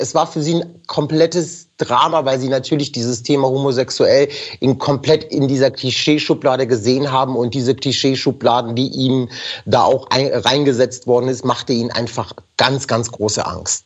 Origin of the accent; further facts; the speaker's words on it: Germany; first language German; ich bin hier geboren, ich bin hier aufgewachsen, Deutsch ist meine, mitunter meine Muttersprache